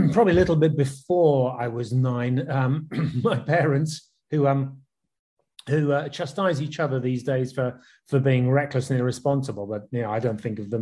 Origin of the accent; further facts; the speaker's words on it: West Country, South West England, United Kingdom; moved away as an adult; also born or lived in London; Jen and I moved from the West Country, where we'd spent our teenage years